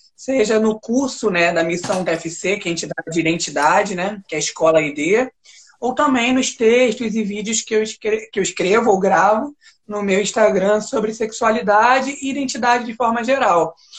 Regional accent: Brazil; Eu sou brasileiro, nunca saí sair daí

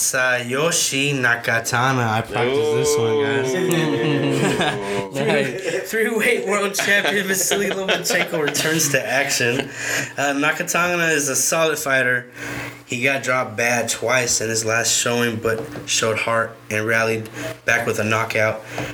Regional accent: San Antonio, Texas, United States; I might be biased because he's from my hometown

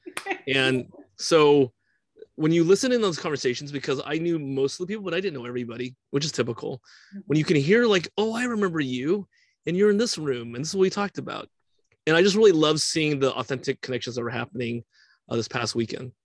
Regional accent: California, United States; I'm a Californian

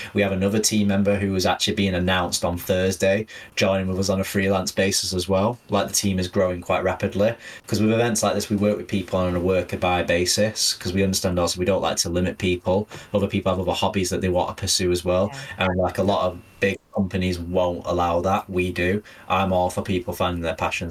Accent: Manchester, North West England, United Kingdom; I am a Mancunian born and bred

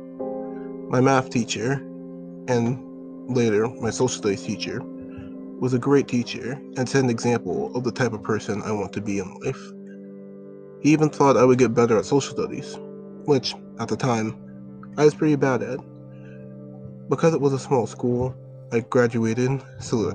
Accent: Long Island, New York, United States; I was born on Long Island in 2002 and have been on the island for most of my life

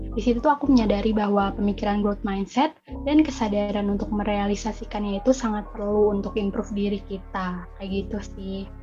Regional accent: Jakarta, Indonesia; moved away; also born or lived in Bogor; Asal aku dari Jakarta dan sekarang menjadi mahasiswi semester 3 di Institut Pertanian Bogor

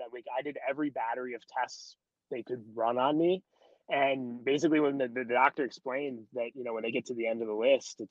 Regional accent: United States; as an American player

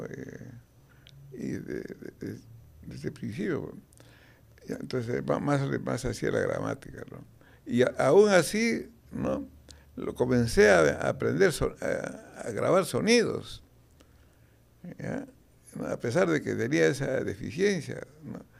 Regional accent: France; Spanish is a second language; Y cuando hablas de becas, pues, te, negaba porque soy francés.

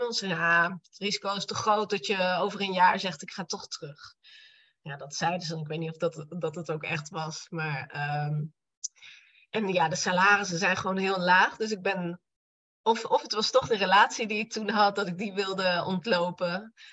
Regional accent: Apeldoorn, Gelderland, Netherlands; also born or lived in Barcelona; now in Arnhem, Netherlands; Ik kom eigenlijk uit Apeldoorn

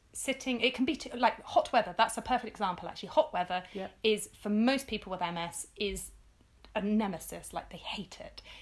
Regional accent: London, United Kingdom; I grew up in London in the 80s

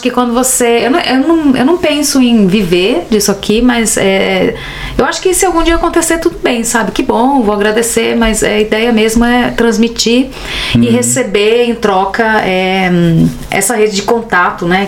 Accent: Brazil; moved away as an adult; now in Berlin, Germany; eu sou brasileira

